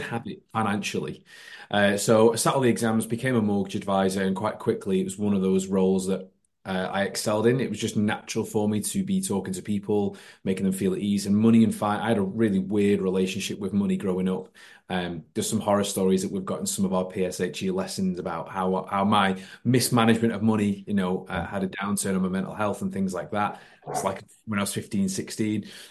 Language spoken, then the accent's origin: English; Warrington, North West England, United Kingdom; I am uh, born and bred in Warrington, like Chris